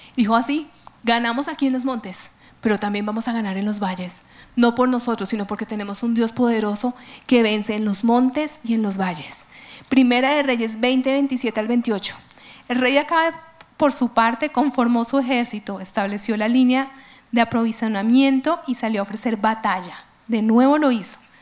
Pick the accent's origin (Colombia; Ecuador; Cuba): Colombia; nuestra Colombia